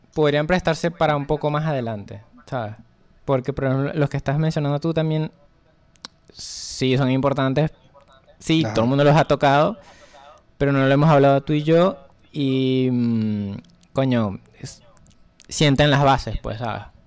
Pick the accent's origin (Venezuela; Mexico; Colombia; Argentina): Venezuela; Soy un ilustrador venezolano